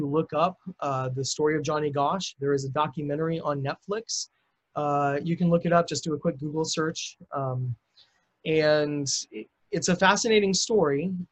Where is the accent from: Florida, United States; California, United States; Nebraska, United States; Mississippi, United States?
Nebraska, United States; Lincoln; moved away; I'm originally from Lincoln, Nebraska